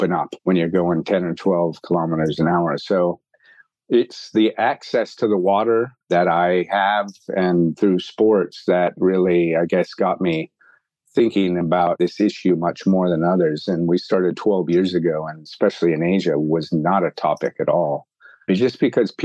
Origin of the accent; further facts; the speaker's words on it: Bay Area, California, United States; moved away as an adult; now in Hong Kong; I grew up in the Bay Area